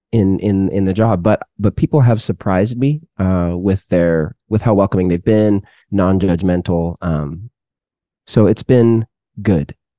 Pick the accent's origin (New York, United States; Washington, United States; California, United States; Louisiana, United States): Washington, United States; Seattle; moved away as an adult; also born or lived in Canada; now in Texas, United States; born in Canada, raised in the Seattle area